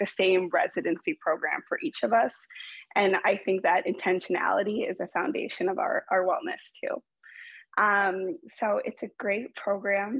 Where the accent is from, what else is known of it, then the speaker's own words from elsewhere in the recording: Boston, Massachusetts, United States; now in Chicago, United States; I'm originally from Boston